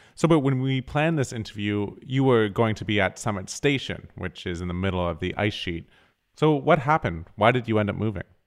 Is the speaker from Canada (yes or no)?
yes; Canada; I'm Canadian